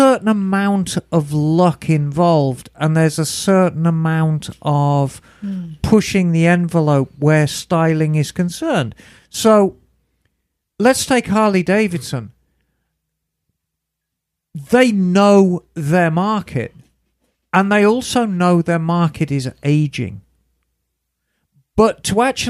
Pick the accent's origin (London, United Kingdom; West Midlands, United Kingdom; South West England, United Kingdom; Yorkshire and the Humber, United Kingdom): West Midlands, United Kingdom; Birmingham; Where I grew up in Birmingham